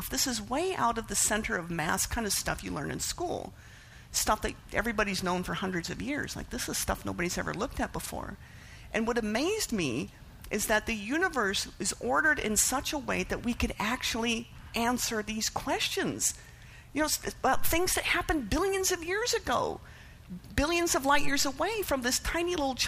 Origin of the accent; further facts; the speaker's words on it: Canada; I was raised atheist in Canada, which is a pretty secular country